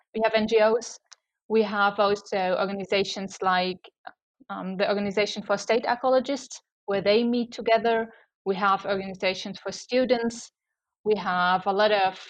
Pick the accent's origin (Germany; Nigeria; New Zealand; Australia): Germany; around Munich, Bavaria; also born or lived in Kiel; I was raised around Munich and I'm still there.